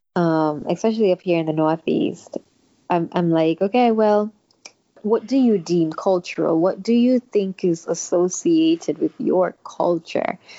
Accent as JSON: {"language": "English", "country": "St. Kitts & Nevis", "tie": "born or raised there", "moved": "as an adult", "lives_now": "United States", "said": "I grew up in St. Kitts until I was 18."}